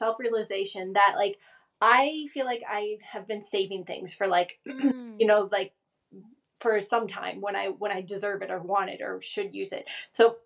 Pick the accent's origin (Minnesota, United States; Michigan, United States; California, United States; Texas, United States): Minnesota, United States; Forest Lake; now in Chamonix, France; where I grew up in Forest Lake, Minnesota